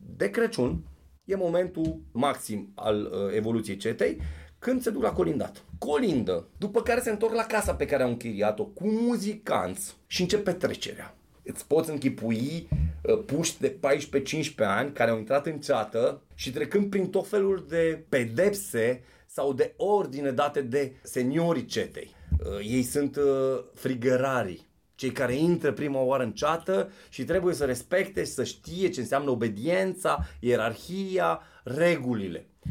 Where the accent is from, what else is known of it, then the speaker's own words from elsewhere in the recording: Avrig, Sibiu County, Romania; Eu am copilărit pe Valea Vrigului unde bunicul avea o, o baracă pe care o desfăcea, era sezonieră